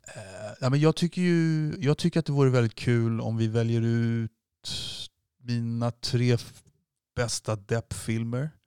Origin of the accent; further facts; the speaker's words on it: Sweden; vi är svenskar